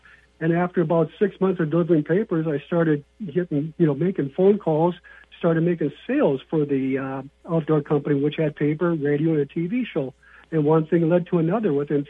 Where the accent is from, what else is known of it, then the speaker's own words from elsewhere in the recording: St. Cloud, Minnesota, United States; also born or lived in Brainerd, Minnesota; I'm from the Way Park, St. Cloud area, okay. But I got a cabin up around next to Mille Lacs Lake, and I've been hanging. When I was younger, I spent more time in Brainerd than around St. Cloud in the big city life.